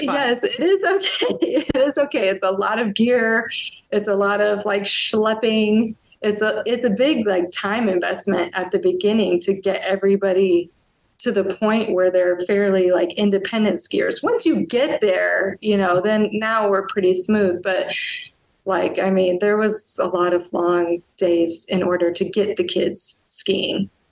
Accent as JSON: {"language": "English", "area": "near Seattle", "region": "Washington", "country": "United States", "tie": "born or raised there", "moved": "as an adult", "lives_now": "Germany", "said": "I grew up near Seattle"}